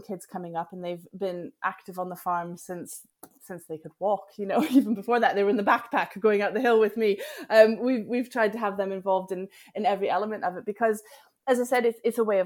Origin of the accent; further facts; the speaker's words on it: Denver, Colorado, United States; moved away as an adult; now in Scottish Highlands, United Kingdom; I was born and raised in the Highlands of Denver, Colorado, in America